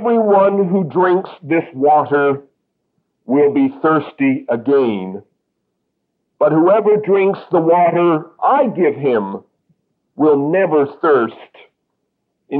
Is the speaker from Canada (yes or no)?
yes; Canada; I am a Canadian